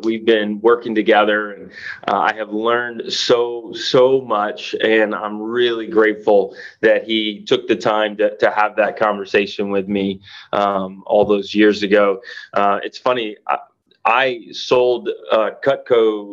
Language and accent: English; the South, United States; I grew up in the South